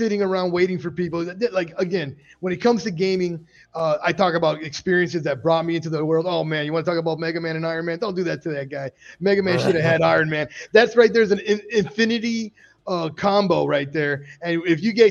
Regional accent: Miami, Florida, United States; I'm from Miami

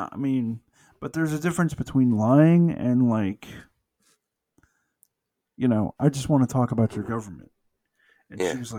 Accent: United States; I'm an American.

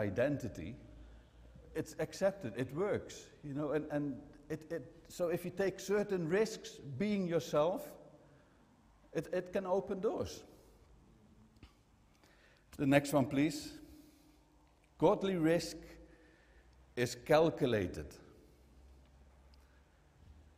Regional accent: Netherlands; I'm from the Netherlands

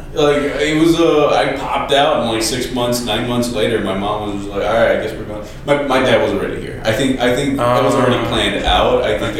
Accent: Chicago, Illinois, United States; So I lived a long time in Belmont Cragin, up until, I want to say, like, my first year of college.

